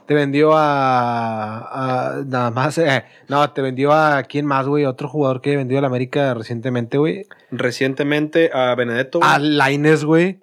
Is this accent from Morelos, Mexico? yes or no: no; Monterrey, Nuevo León, Mexico; nosotros como regios